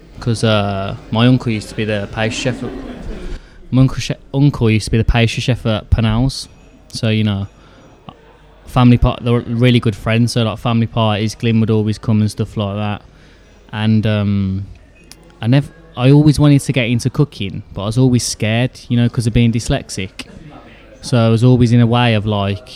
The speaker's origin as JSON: {"language": "English", "town": "Birmingham", "region": "West Midlands", "country": "United Kingdom", "tie": "born or raised there", "also_born_or_lived": "Solihull / Erdington / Stechford", "said": "I'm definitely a Brummie"}